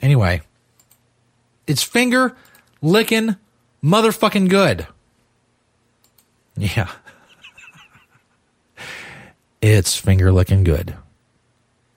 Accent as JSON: {"language": "English", "region": "Kentucky", "country": "United States", "accent": "Kentucky", "said": "I'm from Kentucky. I mean, I guess I have a Kentucky accent"}